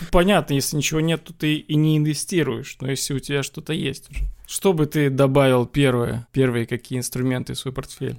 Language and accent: Russian; Belarus; я сам из Беларуси, и у нас всегда все собирают в бумажном долларе